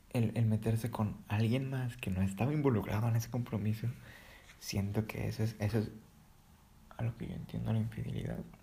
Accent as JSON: {"language": "Spanish", "country": "Mexico", "said": "yo soy mexicano"}